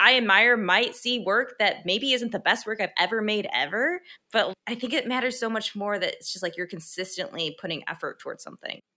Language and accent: English; Midwest, United States; we're both from the Midwest